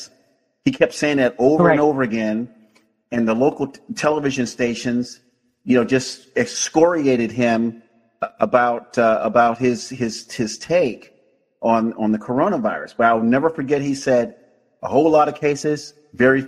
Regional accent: Florida, United States; now in California, United States; my home state.

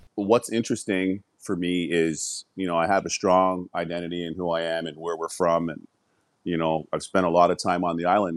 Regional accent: Toronto, Ontario, Canada; moved away as an adult; also born or lived in Scarborough / Owen Sound; now in United States; I'm from Toronto. We had moved to Scarborough, which is a suburb of Toronto

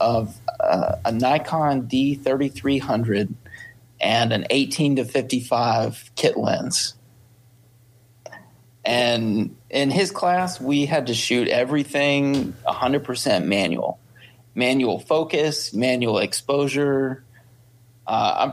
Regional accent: Fayetteville, Tennessee, United States; I grew up in Fayetteville, Tennessee

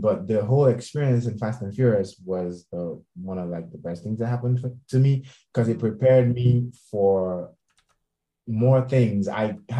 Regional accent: Nigeria; moved away as an adult; now in Los Angeles, United States; I was in Nigeria, still working from Nigeria

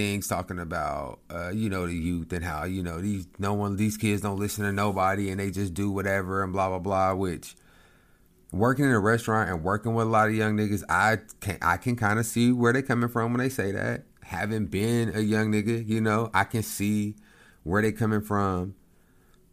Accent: Lawton, Oklahoma, United States; my hometown in Lawton.

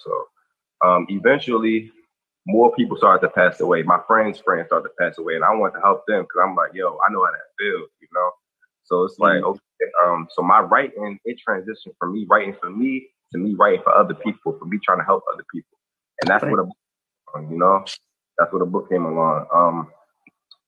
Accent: New Jersey, United States; also born or lived in Owings Mills, Maryland; now in Maryland, United States; I was born, but I was raised in New Jersey for majority of my life

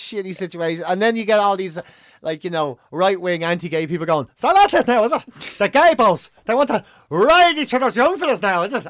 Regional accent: Ireland; being Irish

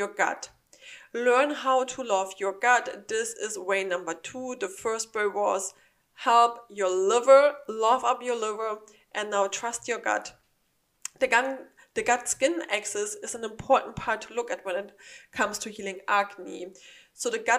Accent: Germany; now in United States; I'm from Germany, we don't have something like that there. So when I first arrived in the United States

